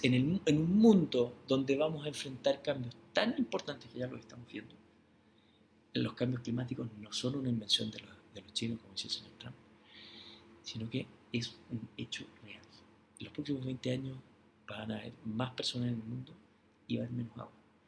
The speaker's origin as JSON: {"language": "Spanish", "country": "Chile", "said": "Nosotros los chilenos"}